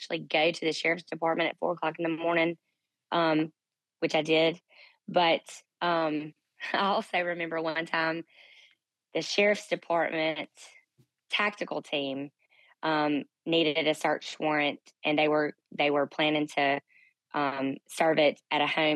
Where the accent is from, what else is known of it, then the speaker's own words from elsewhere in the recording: Canton, Mississippi, United States; my hometown of Canton, Mississippi